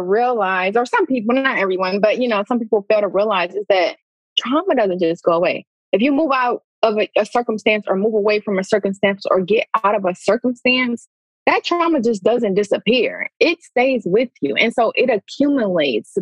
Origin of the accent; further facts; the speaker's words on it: Pontiac, Michigan, United States; I grew up in Pontiac, Michigan, a poverty stricken city, urban city